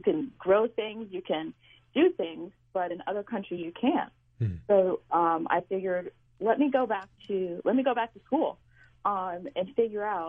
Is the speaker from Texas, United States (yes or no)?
no; Indianapolis, Indiana, United States; born and raised in Indianapolis.